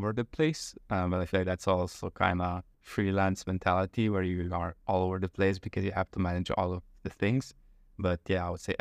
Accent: Slovenj Gradec, Slovenia; moved away as an adult; also born or lived in Ljubljana, Slovenia; now in Chiang Mai, Thailand; from a very small town called Slovengrad. It's like 9,000 people. And I lived there until like high school. Then I moved to the capital, Ljubljana

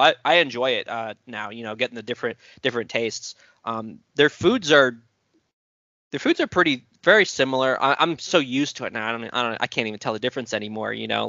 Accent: United States; because for me, I'm American, and the way my family celebrated it was.

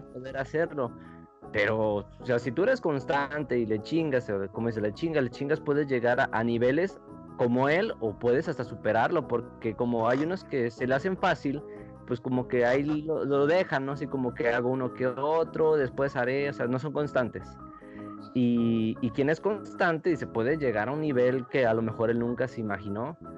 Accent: Aguascalientes, Mexico; moved away as an adult; now in Mexico City, Mexico; aquí nosotros somos de Aguascalientes

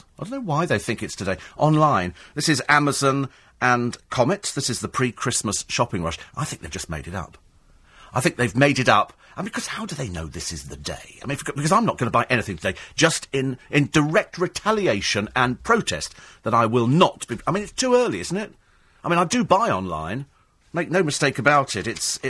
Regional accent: United Kingdom; I think we'll join that queue because we're British. We like a queue.

